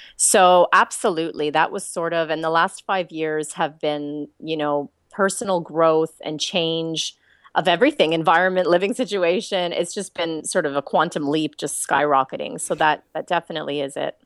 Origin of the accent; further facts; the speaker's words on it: Canada; accent: Canadian; now in Australia; I'm Canadian